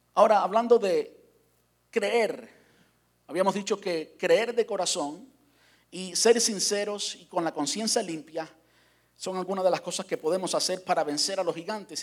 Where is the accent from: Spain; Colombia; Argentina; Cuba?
Cuba; moved away; salí de Cuba